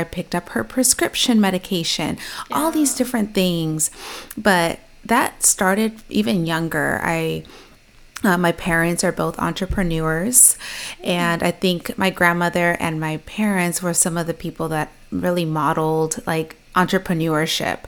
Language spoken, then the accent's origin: English; Chino, California, United States; I actually grew up in a little city called Chino, so it's close to Pomona, it's close to the IE